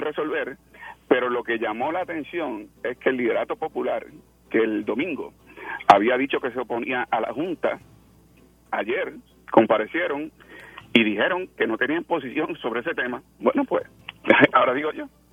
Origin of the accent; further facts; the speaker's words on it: Puerto Rico; nosotros los puertorriqueños